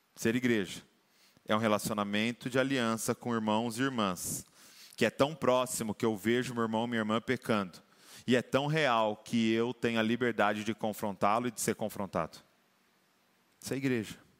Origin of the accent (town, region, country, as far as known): Brazil